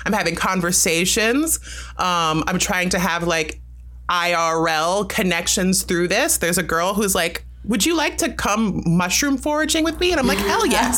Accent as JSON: {"language": "English", "country": "United States", "tie": "born or raised there", "said": "I was born in America, but my parents were both from Jamaica and met at a party in New York"}